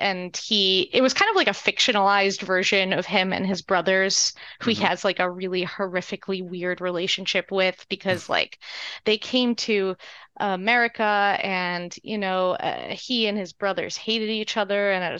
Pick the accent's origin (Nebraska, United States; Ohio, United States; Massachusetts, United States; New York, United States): New York, United States; New York City; also born or lived in Palestine; I was born in Brooklyn, New York, and then I moved to Palestine with my grandmother to, you know, try to go back. And I lived there until I was around 4 or 5.